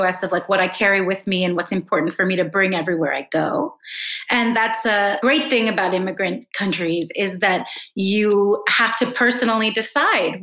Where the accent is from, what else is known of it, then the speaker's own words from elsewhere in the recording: East Coast of the United States, United States; moved away as an adult; now in Mumbai, India; I grew up on the East Coast in a school, in an environment where a lot of people were some kind of mix